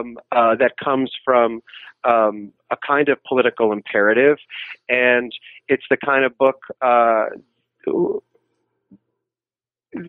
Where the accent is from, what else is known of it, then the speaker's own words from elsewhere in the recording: New York City, New York, United States; I'm from New York City